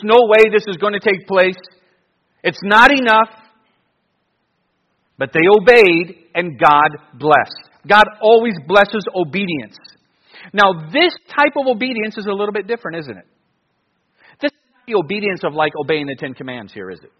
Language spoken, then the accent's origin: English; Cleveland, Ohio, United States; growing up in Cleveland, I would go to the Browns and Cavs and Indians.